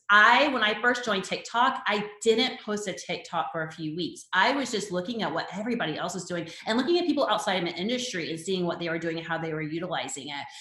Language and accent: English; Charleston, South Carolina, United States; moved away as an adult; move back to my hometown in Charleston, South Carolina